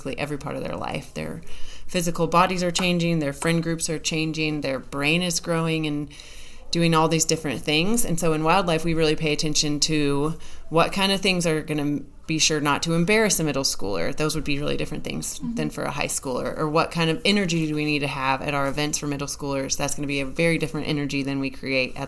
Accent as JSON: {"language": "English", "region": "Colorado", "country": "United States", "tie": "born or raised there", "moved": "yes", "lives_now": "Missouri, United States", "said": "I grew up in Colorado"}